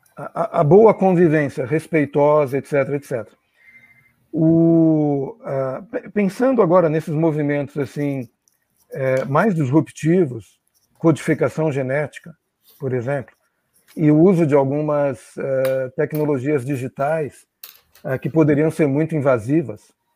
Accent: Brazil; moved away; como brasileiro, pessoa que já vive aqui há 50 e tantos anos e viveu fora do Brasil também muito tempo

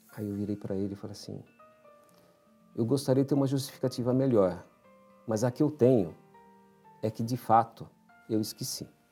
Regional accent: São Paulo, Brazil; Eu nasci em São Paulo, na, numa família de imigrantes

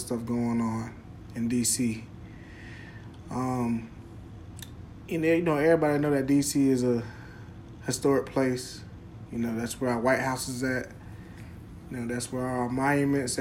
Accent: Florida, United States; moved away; also born or lived in South Carolina; me growing up in Florida

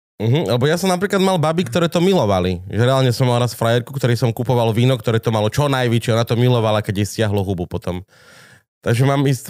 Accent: Tatras, Slovakia; u nás v Tatrach nie je hrozno

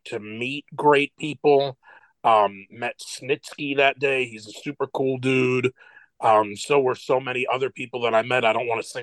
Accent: New York City, New York, United States; I'm in Brooklyn, and I grew up in Brooklyn

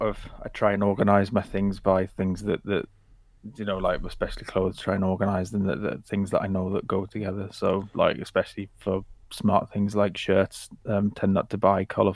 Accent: Blyth, North East England, United Kingdom; I'm from Blyth, which is a little town in Northumberland, in the northeast.

